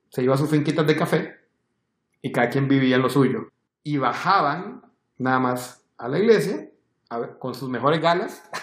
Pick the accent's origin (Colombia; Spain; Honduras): Honduras; now in Costa Rica; yo soy hondureño, vos sos hondureño, pero sos blanco.